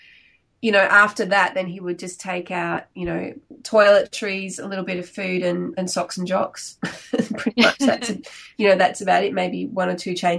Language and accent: English; Victoria, Australia; moved away as an adult; now in Perth, Australia; So originally I'm from Victoria, but I've been living in Perth for about 20 years now.